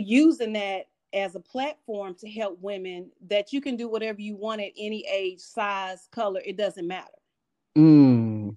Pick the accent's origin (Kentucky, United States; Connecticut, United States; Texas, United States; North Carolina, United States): Texas, United States; Austin; moved away as an adult; also born or lived in Seattle, Washington; now in New York, United States; I was born in Seattle, Washington, and my mother, myself, and my two year old sister moved to Austin, Texas when I was 10.